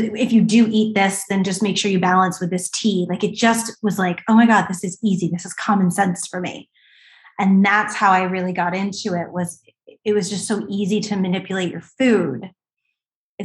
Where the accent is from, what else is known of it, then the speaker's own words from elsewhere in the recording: East Coast, United States; I was from the East Coast.